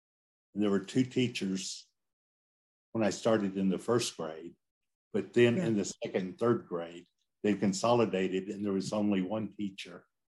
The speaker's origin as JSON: {"language": "English", "town": "Westville", "region": "Oklahoma", "country": "United States", "tie": "born or raised there", "also_born_or_lived": "Adair County, Oklahoma", "moved": "yes", "lives_now": "Oklahoma City, United States", "said": "I'm originally from the Cherokee Nation portion of Eastern Oklahoma. The main town was Westville, which is only 2 miles from the Arkansas border. But I was born on my grandfather's Cherokee allotment, which is on the Illinois River in far northwestern"}